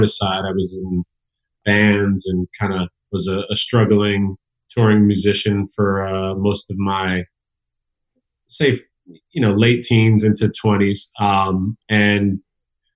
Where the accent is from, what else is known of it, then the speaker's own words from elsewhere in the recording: Elizabeth, New Jersey, United States; I was surrounded by hip hop where I grew up. I come from Elizabeth, New Jersey